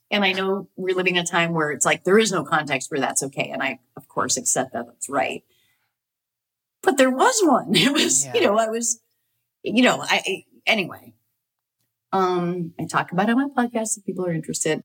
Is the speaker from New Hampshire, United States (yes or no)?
yes; New Hampshire, United States; I grew up in New Hampshire, so I I didn't see a lot of theater other than like community theater.